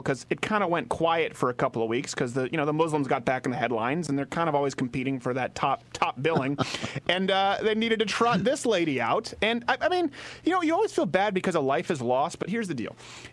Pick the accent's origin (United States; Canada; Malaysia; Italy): Canada; Montreal, Quebec; moved away; we were raised in Montreal